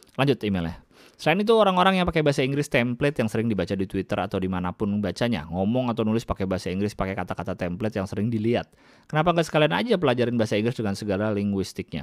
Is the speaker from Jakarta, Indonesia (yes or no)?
yes; Jakarta, Indonesia; also born or lived in Bandung; gua lama lahir besar di Jakarta, kuliah